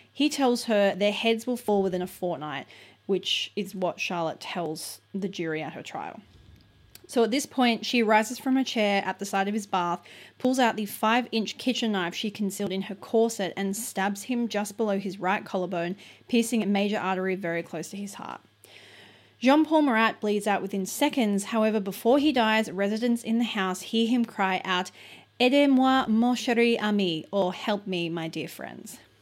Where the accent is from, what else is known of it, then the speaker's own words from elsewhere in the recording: Australia; We're very Australian